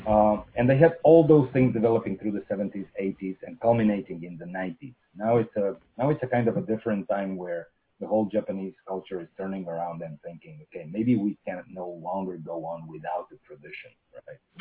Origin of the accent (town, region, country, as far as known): Russia